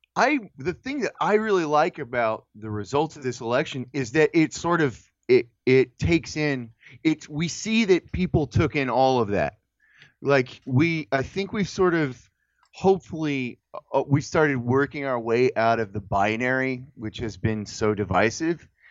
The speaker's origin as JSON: {"language": "English", "country": "United States", "said": "we as a, as American people"}